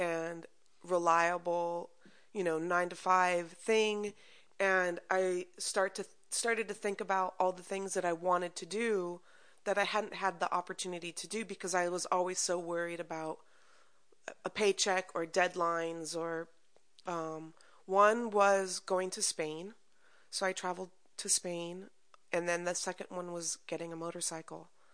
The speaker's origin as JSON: {"language": "English", "town": "Culver City", "region": "California", "country": "United States", "tie": "born or raised there", "said": "I grew up in Culver City"}